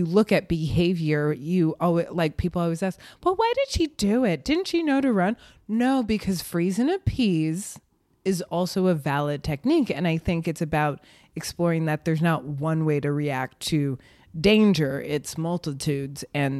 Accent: Oakland, California, United States; born there; also born or lived in North Carolina / Connecticut / Illinois / New York; Ooh, I grew up all over. I was born in Oakland, but I've lived just outside the Bay Area, North Carolina, Connecticut, Illinois, and New York.

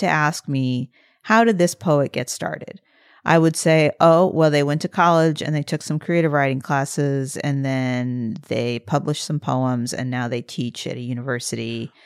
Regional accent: Midwest, United States; moved away as an adult; I grew up in the Midwest for eighteen years

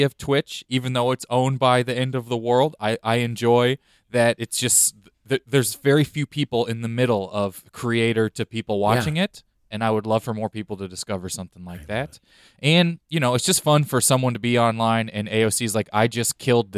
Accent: Lake Tapawingo, Missouri, United States; I'm from outside Kansas City, about 25 minutes mm-hmm. or so, Lake Tappawingo.

